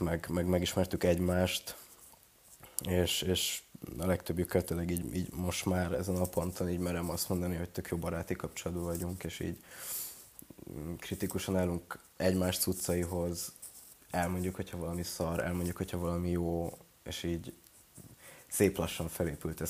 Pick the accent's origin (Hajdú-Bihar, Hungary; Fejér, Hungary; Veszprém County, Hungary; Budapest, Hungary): Veszprém County, Hungary; Ajka; moved away as an adult; én is ajkai vagyok, vagyis hát ajkán születtem, meg ott éltem 18 évig